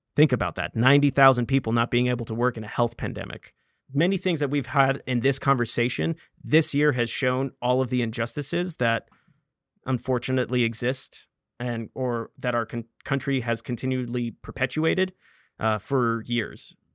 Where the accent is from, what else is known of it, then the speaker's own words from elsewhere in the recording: United States; born an American citizen